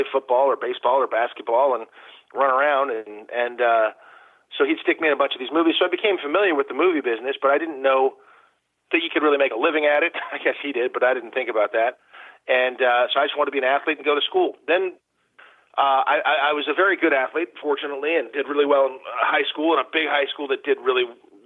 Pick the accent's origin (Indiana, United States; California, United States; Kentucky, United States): California, United States; Malibu; also born or lived in Detroit, Michigan; I was growing up in Malibu, California, and I didn't know that was any different than any other place